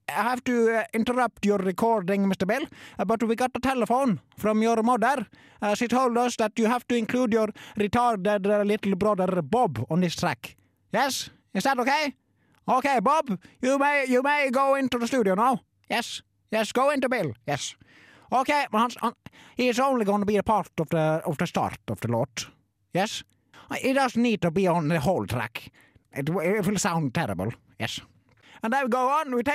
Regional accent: Ålesund, Møre og Romsdal, Norway; Jeg kommer fra Ålesund og har jobba som produsent nå i 40 år.

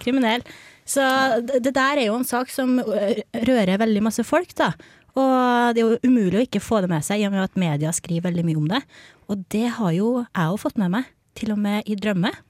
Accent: Verdal, Trøndelag, Norway; Jeg kommer fra Verdalen

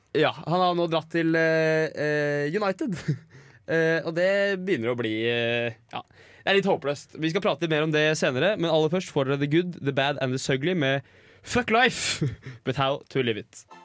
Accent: Norway; jeg er fra Norge

